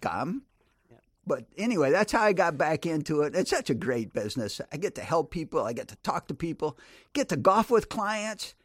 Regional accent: Grand Rapids, Michigan, United States; I was born and raised in Grand Rapids, Michigan

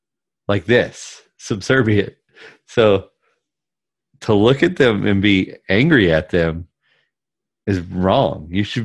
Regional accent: the South, United States; But I grew up in the South in a right family, a right-leaning family.

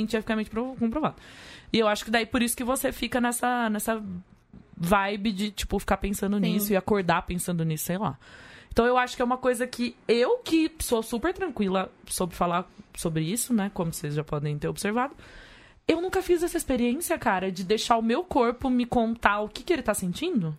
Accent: Leme, São Paulo, Brazil; moved away; Leme, onde eu nasci

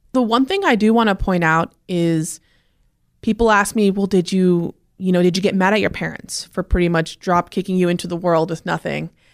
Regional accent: Clearlake, California, United States; I was born in Lake County, California. The part of California that's always on fire. That's what I tell everyone every year. It's Northern California. Clear Lake, California was where I was born.

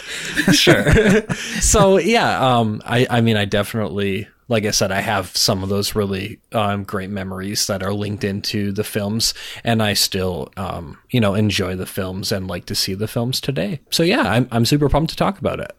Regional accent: Minnesota, United States; now in North Dakota, United States; I was born in Minnesota

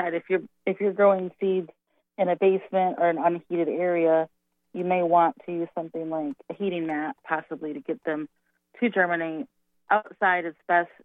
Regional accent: Milwaukee, Wisconsin, United States; I grew up in Milwaukee, the Milwaukee area.

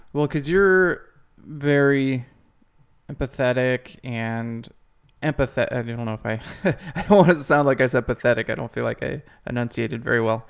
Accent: Ohio, United States; my hometown in Ohio

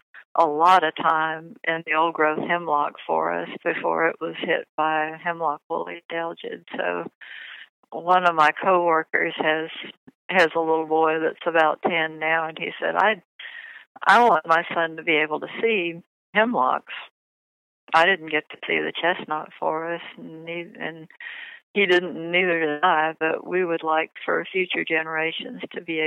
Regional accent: East Tennessee, United States; I'm from East Tennessee. I went to the University of Tennessee.

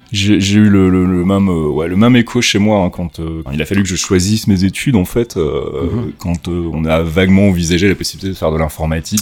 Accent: Rixensart, Wallonia, Belgium; une école communale de, de petit village où j'habitais qui s'appelait Rexensart

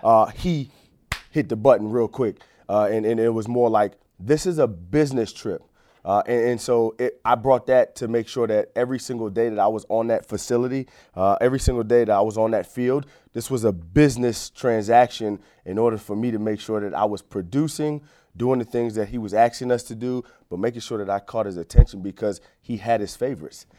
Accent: Fort Lauderdale, Florida, United States; moved away as an adult; also born or lived in Pittsburgh; growing up in Fort Lauderdale, Florida, Broward County

